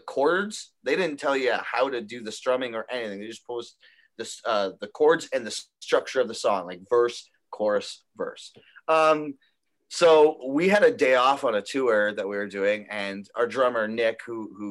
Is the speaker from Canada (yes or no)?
yes; Toronto, Ontario, Canada; we're from Toronto